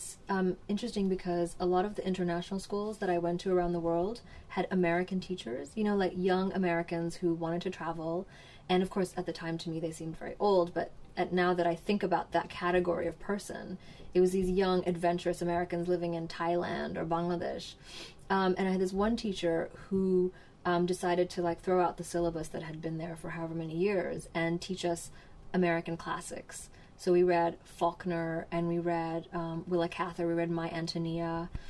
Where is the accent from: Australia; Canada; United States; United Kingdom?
United Kingdom; So I suppose being British is really a part of that.